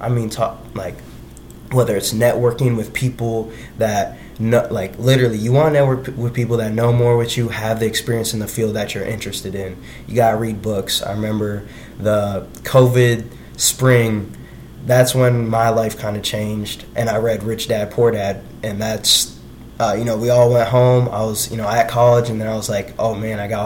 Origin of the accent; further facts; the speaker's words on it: Iowa City, Iowa, United States; I'm from Iowa originally. So I'm from Iowa City, Iowa